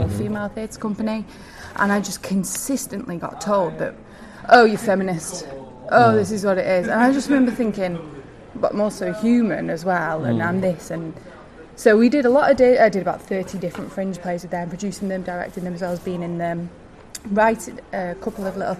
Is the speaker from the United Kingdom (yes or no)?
yes; United Kingdom; also born or lived in New York; I'm also from the north. I don't know if you can tell my accent.